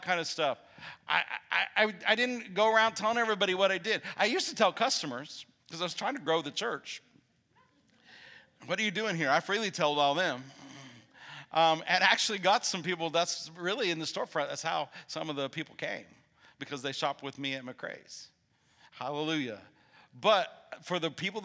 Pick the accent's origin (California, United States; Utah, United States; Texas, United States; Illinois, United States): Illinois, United States; now in Huntsville, United States; I'm from Illinois.